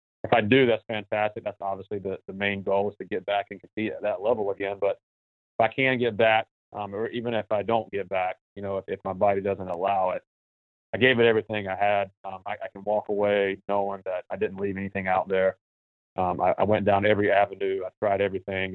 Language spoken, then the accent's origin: English; North Carolina, United States; it's in my home state, so when we do play there, I have a lot of family there